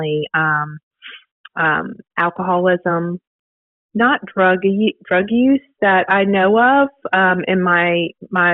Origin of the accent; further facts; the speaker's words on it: Virginia, United States; moved away as an adult; now in Dothan, United States; I'm from Virginia originally. Moved to Dothan about 10 years ago